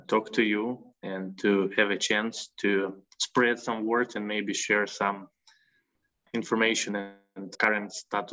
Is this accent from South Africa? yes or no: no; Ukraine; I'm a citizen of Ukraine and I was born and raised in Ukraine